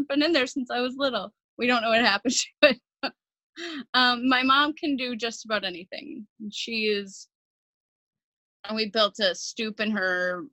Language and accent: English; Cottage Grove, Minnesota, United States; I grew up here in Minnesota, not far from St. Paul, in a suburb called Cottage Grove